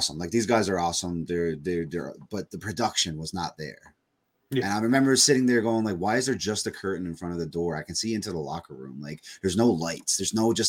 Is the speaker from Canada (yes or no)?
yes; Corner Brook, Newfoundland and Labrador, Canada; I grew up in Cornerbrook, Newfoundland